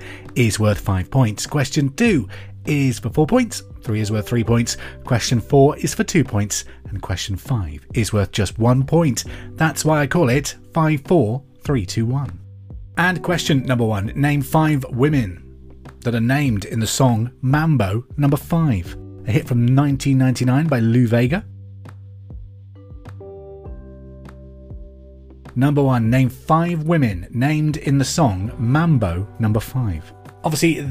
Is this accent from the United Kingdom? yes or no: yes; Hereford, West Midlands, United Kingdom; I'm from Hereford, which is the home of Bulmers and Westerns, so cider runs through my veins